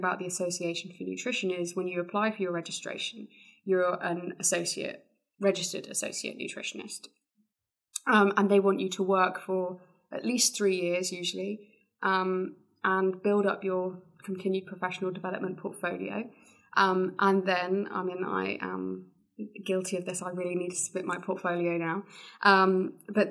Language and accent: English; near Exeter, South West England, United Kingdom; based in Exeter, which was close to my hometown.